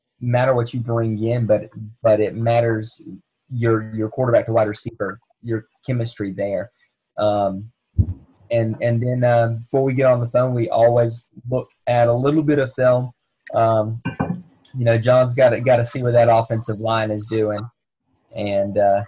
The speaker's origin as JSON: {"language": "English", "town": "Panama City", "region": "Florida", "country": "United States", "tie": "born or raised there", "said": "I grew up in Panama City, about 90 miles away from Tallahassee"}